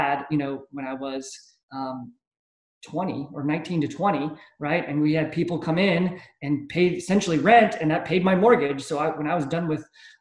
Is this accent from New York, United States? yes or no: no; Charleston, South Carolina, United States; first language German; English is a second language; I was born here locally, never left